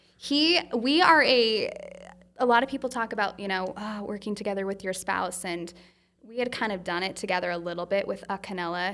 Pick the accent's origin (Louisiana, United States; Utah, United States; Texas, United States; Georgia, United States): Utah, United States; I'm from Utah